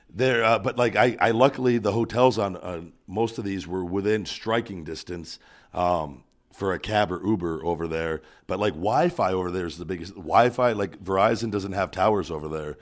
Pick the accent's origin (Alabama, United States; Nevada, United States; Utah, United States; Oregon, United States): Nevada, United States; Las Vegas; "Oh, where are you from?" And I, and I go, "Las Vegas."